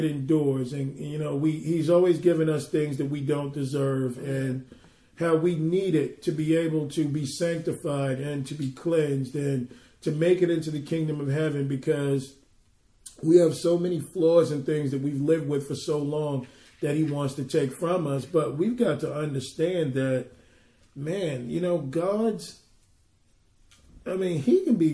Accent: New York, United States; being a New Yorker

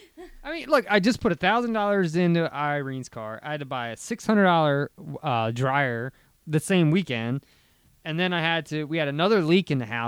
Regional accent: Delaware, United States; we are from Delaware

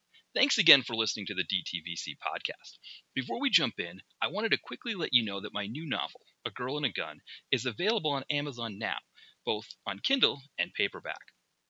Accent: Boston, Massachusetts, United States; accent: Boston, Mass; There's my Boston, my Mass accent coming out there.

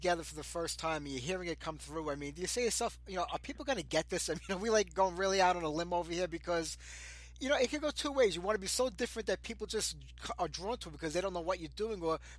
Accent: New York City, New York, United States; Because I'm from New York myself, down in the city

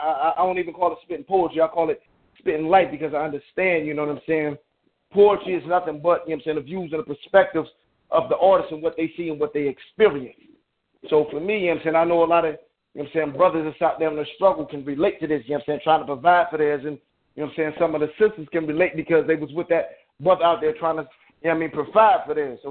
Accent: Detroit, Michigan, United States; now in Chicago, United States; I'm actually from Detroit, but I stay out here in Chicago

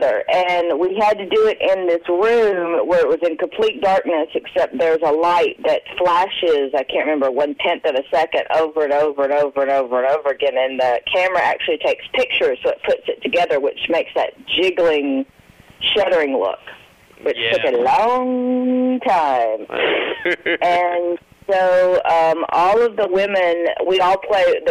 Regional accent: Nashville, Tennessee, United States; I'm from Nashville

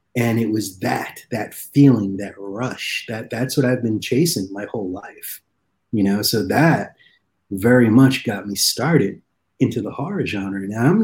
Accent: East Coast, United States; when I was a little kid, especially growing up on the East Coast, I knew that at 2 o'clock in the morning or 1 o'clock in the morning, that's when all the good shit started coming out of TV.

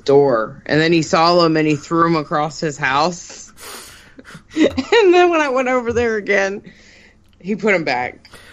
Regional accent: Pittsburgh, Pennsylvania, United States; moved away; also born or lived in the South; I grew up in Pittsburgh and then I moved here and I've been here for like 30 years.

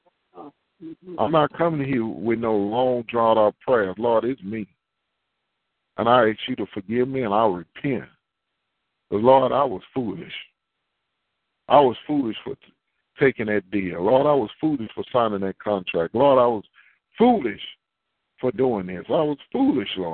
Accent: Houston, Texas, United States; I've been in Houston all my life

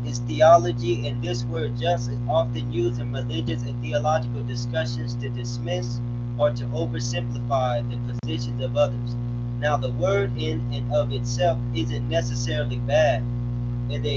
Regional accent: California, United States; now in Las Vegas, United States; I'm from No Compromise Ministries of Deliverance, California, born and raised. But live in Vegas, Las Vegas, Nevada

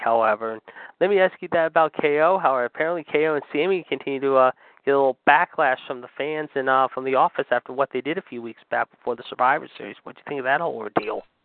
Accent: Pittsburgh, Pennsylvania, United States; my hometown

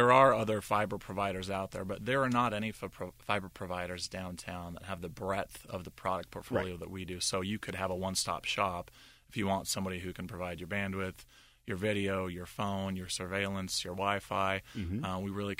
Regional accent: Seattle, Washington, United States; moved away as an adult; also born or lived in Salt Lake City; now in Pittsburgh, United States; Born and raised in Seattle.

